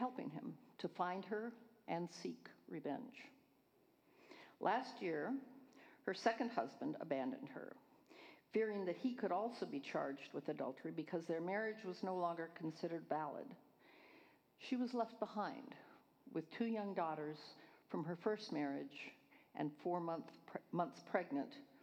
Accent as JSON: {"language": "English", "region": "California", "country": "United States", "said": "I'm from California, Northern and Southern California, all over the place"}